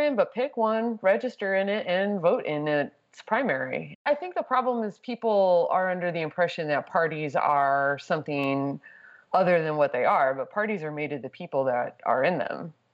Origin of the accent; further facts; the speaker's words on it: Texas, United States; moved away as an adult; now in New York, United States; I grew up in Texas. I lived in Texas till I was 32.